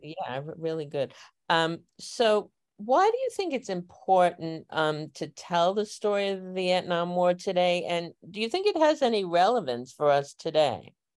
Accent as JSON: {"language": "English", "town": "New York City", "region": "New York", "country": "United States", "tie": "born or raised there", "said": "I grew up in Northeast Queens"}